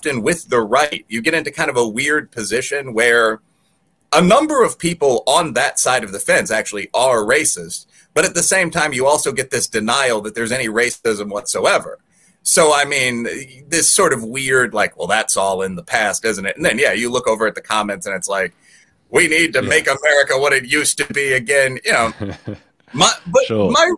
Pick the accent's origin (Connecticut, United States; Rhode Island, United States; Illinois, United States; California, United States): Illinois, United States; Chicago; growing up in Chicago in the late 90s